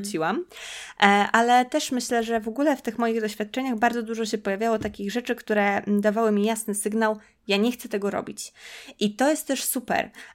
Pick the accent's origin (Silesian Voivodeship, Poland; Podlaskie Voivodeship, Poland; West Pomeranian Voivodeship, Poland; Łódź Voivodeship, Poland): Podlaskie Voivodeship, Poland; moved away as an adult; also born or lived in Warsaw; ja pochodzę z Podlasia, no i chodziłam do szkoły w Białymstoku